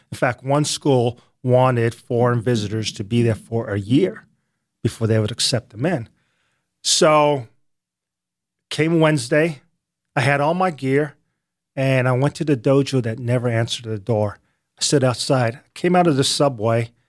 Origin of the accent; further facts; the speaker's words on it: United States; I'm from the States